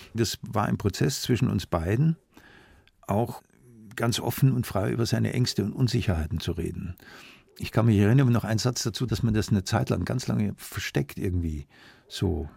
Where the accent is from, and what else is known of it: Munich, Bavaria, Germany; born or raised there; also born or lived in Augsburg